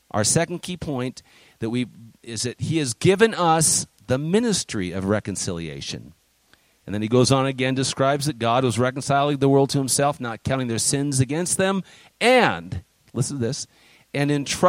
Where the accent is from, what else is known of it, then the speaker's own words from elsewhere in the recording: United States; also born or lived in China; we're American citizens, and I'm proud of being American